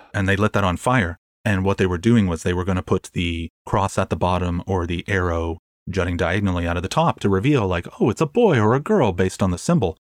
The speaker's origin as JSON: {"language": "English", "country": "Canada", "said": "I'm Canadian."}